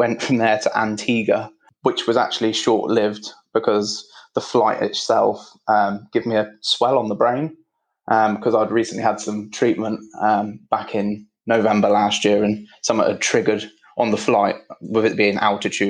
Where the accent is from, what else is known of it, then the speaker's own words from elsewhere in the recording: Midlands, United Kingdom; now in London, United Kingdom; I'm living in London, so that doesn't really work, but I was brought up in the Midlands